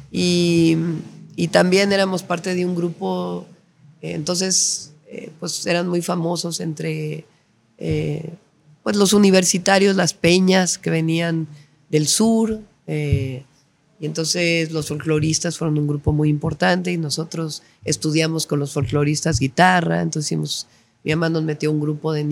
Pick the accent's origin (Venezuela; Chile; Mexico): Mexico; State of Mexico; crecí ahí en Echegaray. Y luego después nos mudamos a Coyoacán, en la Ciudad de México, y luego ya eh, soltera me fui a vivir a Tlalpan, donde vivo desde hace ya